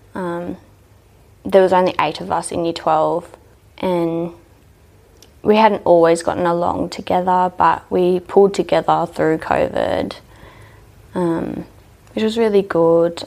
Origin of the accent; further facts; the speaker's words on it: Dubbo, New South Wales, Australia; also born or lived in Orange / Mendooran; I grew up in Dubbo most of my life